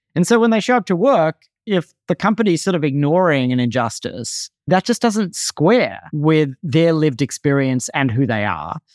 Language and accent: English; Australia; moved away as an adult; now in United States; I grew up in Australia, moved to the U S as a young adult